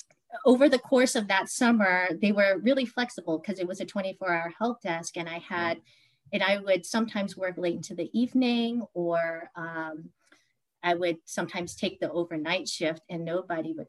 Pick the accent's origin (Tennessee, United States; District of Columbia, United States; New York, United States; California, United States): District of Columbia, United States; Washington; I grew up in the Washington, D.C. metro area. I've lived here for most of my life.